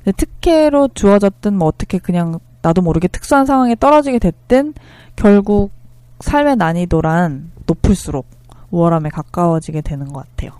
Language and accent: Korean; South Korea; moved away as an adult; also born or lived in Northfield, Minnesota; 한국이라는 잘 알지도 못한 나라에서